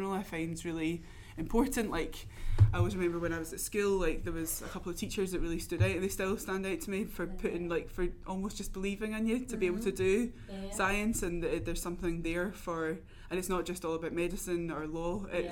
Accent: Glasgow, Scotland, United Kingdom; also born or lived in Newcastle; now in Reading, United Kingdom; I'm from Glasgow originally

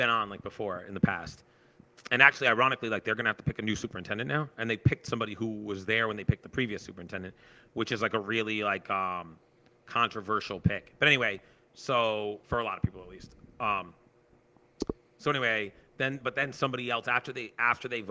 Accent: Sharon, United States; I grew up in Sharon

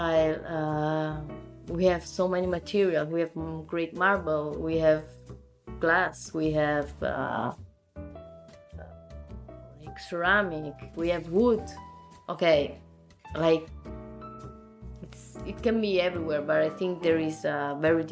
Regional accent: Naples, Campania, Italy; English is a second language; also born or lived in Zurich; now in Milan, Italy; I come from Naples, as I said, and in my city, you can really feel still a real and old tradition

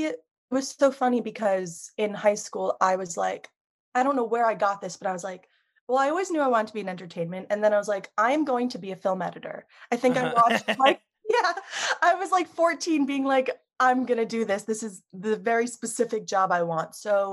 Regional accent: New York, United States; Yes. Yeah, so I've been here my whole life. New York City was always this like thing that's so close but so far away.

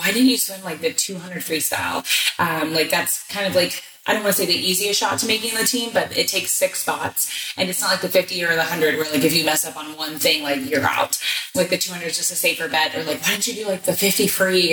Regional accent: Houston, Texas, United States; I'm from Houston.

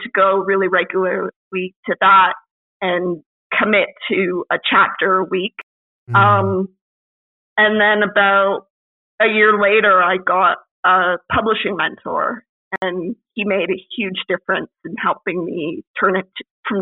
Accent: Canada; me as a Canadian woman of my generation

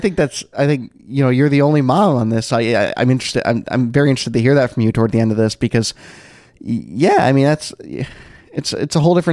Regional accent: United States; as an American

